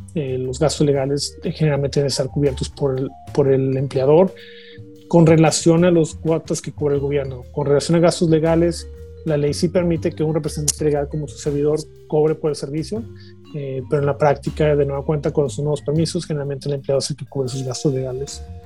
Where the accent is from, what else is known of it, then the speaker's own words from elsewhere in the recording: La Paz, Baja California Sur, Mexico; moved away as an adult; now in Canada; yo soy original de La Paz, California, de, México